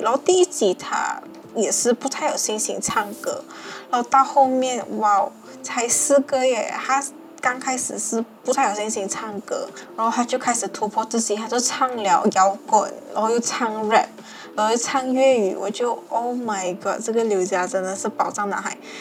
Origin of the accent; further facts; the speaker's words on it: Malaysia; 我们马来西亚讲一句话要磨扁咯